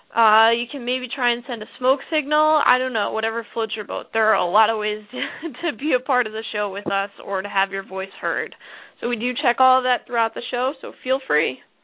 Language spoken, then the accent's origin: English; New Jersey, United States; I'm from New Jersey